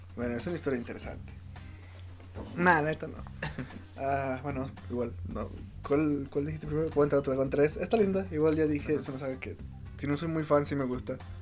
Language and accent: Spanish; Mexico; siendo mexicano